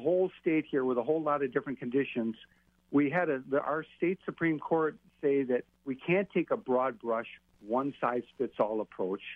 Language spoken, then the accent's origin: English; Ozaukee County, Wisconsin, United States; here in my hometown, Ozaukee County